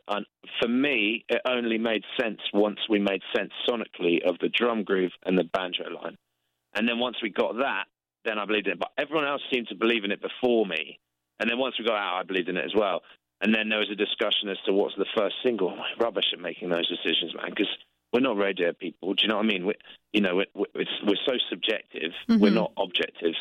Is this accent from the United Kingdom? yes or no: yes; England, United Kingdom; we're English